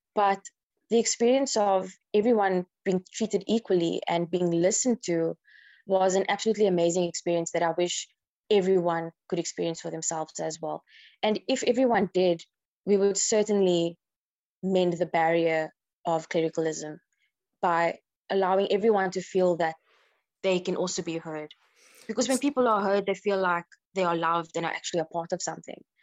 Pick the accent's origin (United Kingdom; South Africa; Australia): South Africa; from South Africa